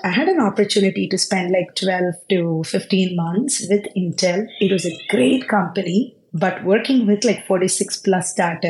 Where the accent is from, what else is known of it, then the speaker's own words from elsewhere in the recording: Tiruchirappalli, Tamil Nadu, India; moved away as an adult; also born or lived in Bangalore / Palakkad; now in Silicon Valley, United States; I'm originally from Palakkad, born in Bangalore, brought up in Trichy